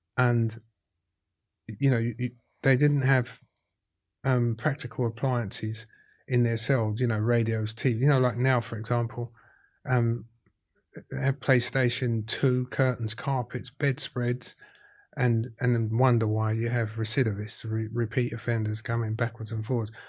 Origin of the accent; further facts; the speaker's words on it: London, United Kingdom; accent: Cockney; I'm as Cockney as Jelly Dilts.